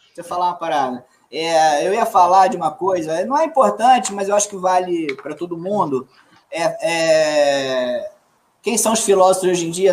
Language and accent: Portuguese; Minas Gerais, Brazil; somos mineiros também, mas somos de outro flanco. Somos de outro flanco, outra área de Minas